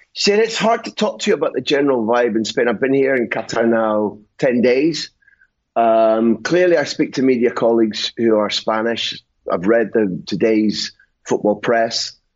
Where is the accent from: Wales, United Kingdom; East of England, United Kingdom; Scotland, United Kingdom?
Scotland, United Kingdom; I'm Scottish